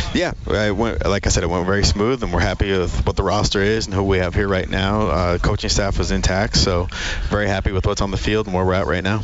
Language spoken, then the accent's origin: English; Great Falls, Montana, United States; moved away; I grew up in in Great Falls, Montana, at CMR